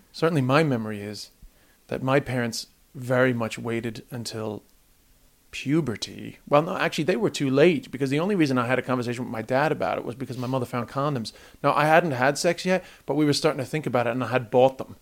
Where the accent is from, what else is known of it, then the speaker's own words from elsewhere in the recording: United States; now in Ireland; I grew up in the States